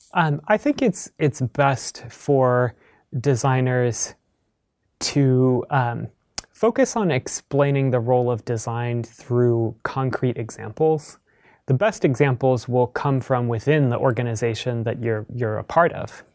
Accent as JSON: {"language": "English", "region": "Midwest", "country": "United States", "tie": "born or raised there", "said": "I grew up in the Midwest."}